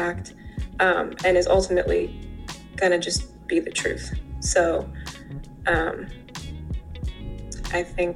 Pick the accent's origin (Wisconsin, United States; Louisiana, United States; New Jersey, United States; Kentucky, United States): New Jersey, United States; New Brunswick; now in Los Angeles, United States; Jersey is home and grew up there most of my life